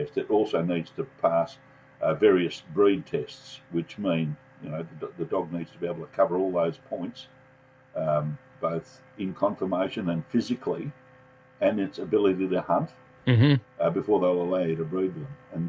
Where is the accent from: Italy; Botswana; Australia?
Australia; Serbs, of which I'm a full-blooded Serb, even though I was raised in Australia. My family background is Serbian